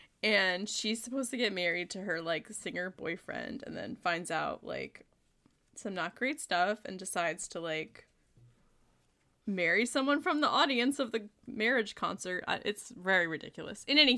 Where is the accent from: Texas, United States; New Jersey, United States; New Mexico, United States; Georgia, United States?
New Jersey, United States; Yeah, I'm from New Jersey, so.